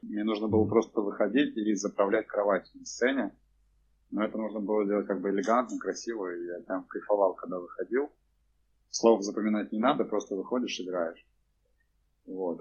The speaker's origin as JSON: {"language": "Russian", "town": "Cheboksary", "region": "Chuvashia", "country": "Russia", "tie": "born or raised there", "said": "я родился в Чебоксарах, вырос в этом в Новоюжном районе"}